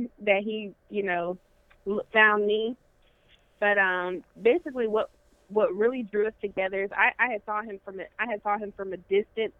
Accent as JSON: {"language": "English", "town": "Las Vegas", "region": "Nevada", "country": "United States", "moved": "as an adult", "lives_now": "Montgomery, United States", "said": "I'm originally from Las Vegas, so I came to Alabama to pursue a college career"}